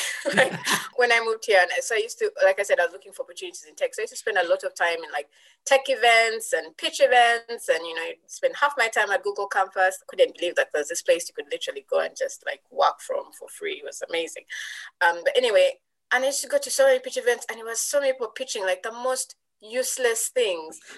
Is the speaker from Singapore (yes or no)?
no; Uganda; moved away as an adult; now in United Kingdom; I was from Uganda